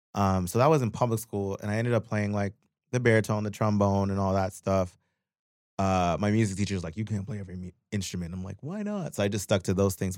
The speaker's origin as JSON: {"language": "English", "town": "Pickering", "region": "Ontario", "country": "Canada", "tie": "born or raised there", "also_born_or_lived": "Guyana / Scarborough / Brampton / Toronto", "moved": "as an adult", "lives_now": "Los Angeles, United States", "said": "I grew up in Pickering."}